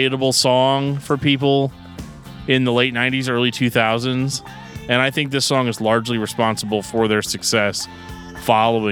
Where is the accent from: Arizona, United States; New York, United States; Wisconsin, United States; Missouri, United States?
Missouri, United States; St. Louis; Growing up in St. Louis